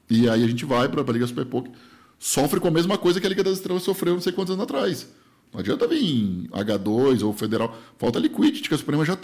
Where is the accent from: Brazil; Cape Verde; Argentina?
Brazil; Rondônia; now in São Paulo, Brazil; eu falei, pô, vim de Rondônia, sei lá, vou falar, meio que chutar números. Eu era mega feliz em Rondônia com mil reais. Vivia em Rondônia com mil reais por mês. Eu vim morar em São Paulo